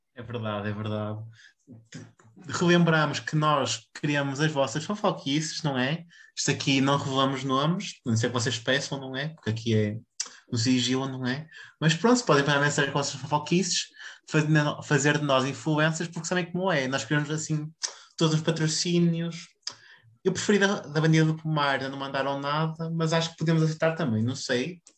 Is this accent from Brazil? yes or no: no; Pinheiros, Portugal; a minha terrinha